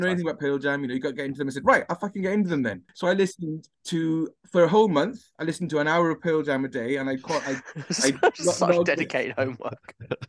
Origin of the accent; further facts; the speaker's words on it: Swansea, Wales, United Kingdom; Growing up in Swansea in the 90s